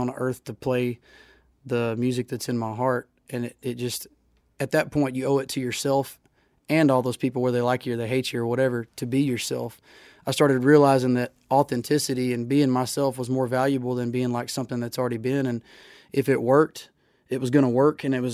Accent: Sebastopol, Texas, United States; I grew up on Lake Livingston in Sebastopol, Texas, which is about 30 minutes from Huntsville

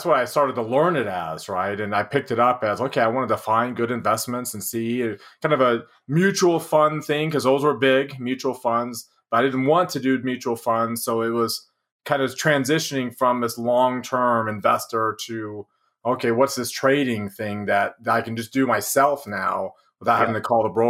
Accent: Denton, Texas, United States; moved away as an adult; now in Utah, United States; I'm from Denton, which is on top of those two.

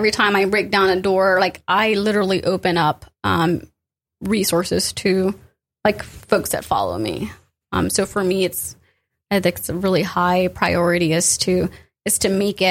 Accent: San Antonio, Texas, United States; also born or lived in Austin; I'm from San Antonio

